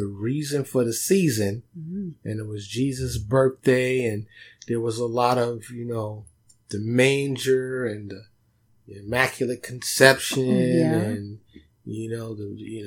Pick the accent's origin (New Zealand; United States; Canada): United States; New York; moved away; growing up in New York